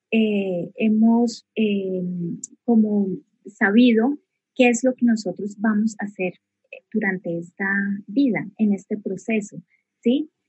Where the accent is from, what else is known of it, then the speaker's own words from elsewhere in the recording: Bogotá, Colombia; also born or lived in Neiva; Bogotá. Y, bueno, prácticamente me considero más, más bogotana porque he vivido mayor parte de mi vida aquí en Bogotá.